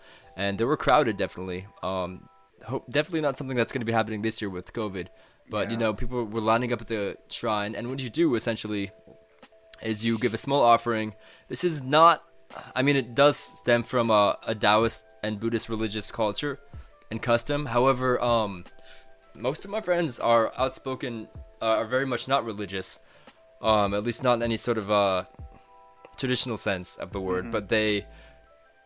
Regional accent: United States; moved away; also born or lived in Japan; I'm an American

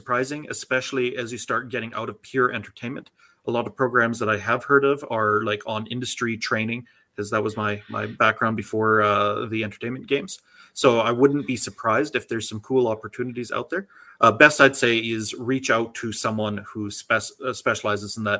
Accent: Canada; I feel quite patriotic that something like Canadian Media Fund exists in the same way that I feel patriotic that our healthcare system exists.

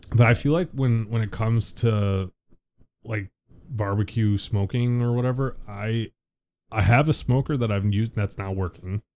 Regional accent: Buffalo, New York, United States; moved away; we're from the Buffalo area originally

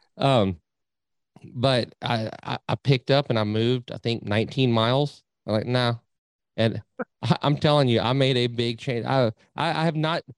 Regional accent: Nueces River, South Texas, United States; now in Needville, United States; I grew up on the Nueces River down in South Texas.

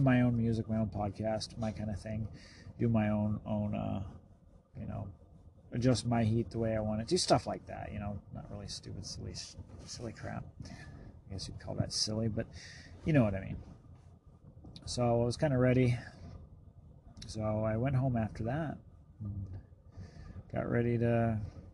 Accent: the West, United States; I'm from the West, so I'm used to seeing nobody on the road

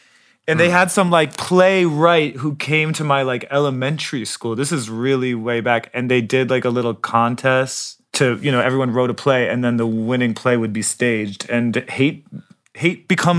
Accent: New York City, New York, United States; I'm originally from New York, you could say. Wow. I grew up the Upper West Side.

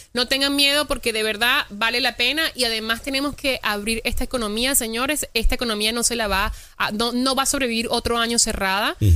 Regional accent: Venezuela; now in United States; yo hablo con mi familia todos los días en Venezuela

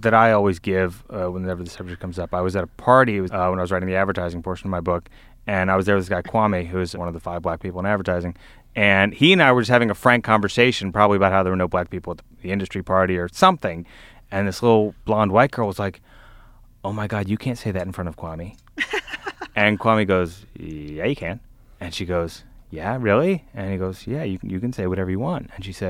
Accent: Vestavia Hills, Alabama, United States; growing up in a community like I grew up in Vestavia, where they fly the Confederate flag

